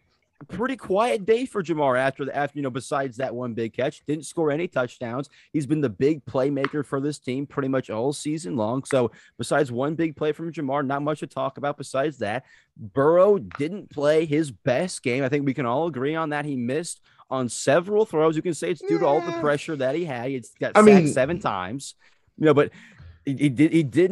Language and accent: English; St. Louis, Missouri, United States; we're both from the St. Louis area, obviously. Mm-hmm. And, you know, we grew up having the Rams around